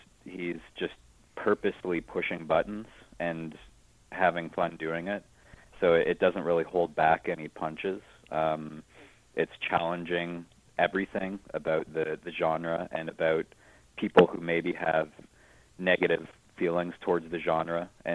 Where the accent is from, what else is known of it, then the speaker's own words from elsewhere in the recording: Canada; as a Canadian and as a horror fan, it's almost like a Videodrome is almost like a element of pride.